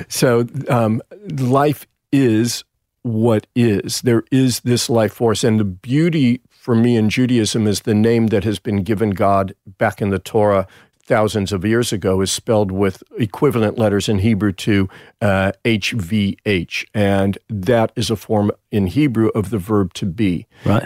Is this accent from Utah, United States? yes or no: no; Los Angeles, California, United States; moved away as an adult; now in Sydney, Australia; back in Encino, my hometown